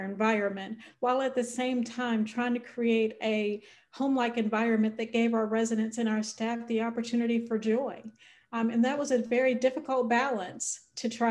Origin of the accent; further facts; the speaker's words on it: North Carolina, United States; I'm originally from North Carolina